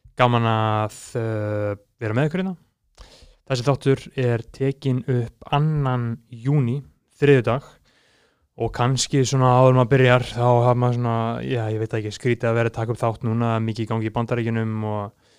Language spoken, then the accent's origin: Icelandic; Iceland; við sem Íslendingar